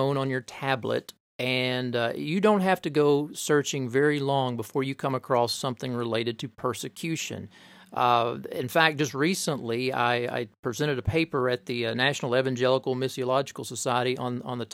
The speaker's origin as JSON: {"language": "English", "town": "Corbin", "region": "Kentucky", "country": "United States", "tie": "born or raised there", "said": "I grew up in Corbin, Kentucky"}